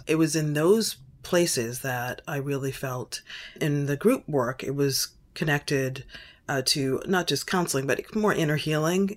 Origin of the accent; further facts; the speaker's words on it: Boston, Massachusetts, United States; moved away; I was born in Boston, raised in Boston, and thought I'd never leave Boston